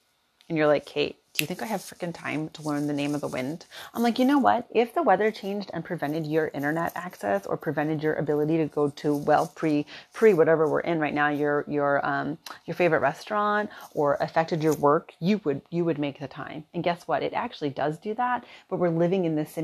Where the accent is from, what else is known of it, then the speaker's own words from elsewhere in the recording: Philadelphia, Pennsylvania, United States; moved away as an adult; now in Kauai, United States; I'm from Philadelphia